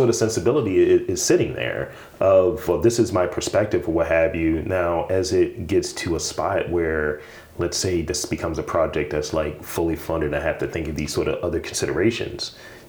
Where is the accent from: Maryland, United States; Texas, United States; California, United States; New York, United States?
Maryland, United States; Baltimore; I'm from East Baltimore. I go very specific. I'm from East Baltimore, right?